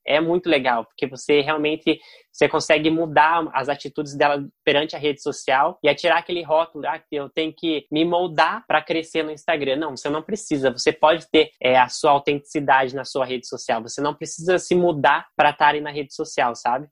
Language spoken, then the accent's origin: Portuguese; Curitiba, Paraná, Brazil; eu sou de Curitiba